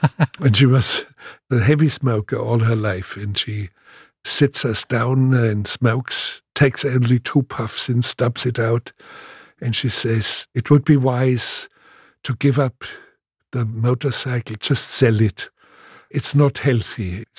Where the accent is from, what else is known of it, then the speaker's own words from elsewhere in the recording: Munich, Bavaria, Germany; born there; Well, actually, I was born in Munich, but I was only 2 weeks old when there was carpet bombardment on Munich.